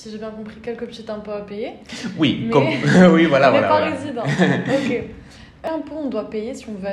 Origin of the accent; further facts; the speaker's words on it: France; now in Spain; en tant que Française qui suis venue m'installer en Espagne